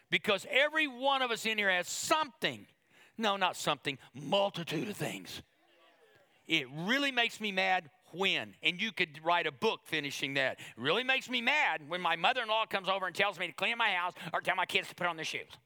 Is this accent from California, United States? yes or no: no; Oklahoma, United States; now we're from Oklahoma.